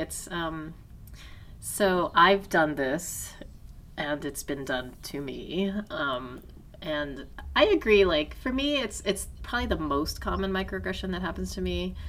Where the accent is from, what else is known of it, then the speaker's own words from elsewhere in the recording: Taiwan; if I say, tell someone, like, oh, I'm from Taiwan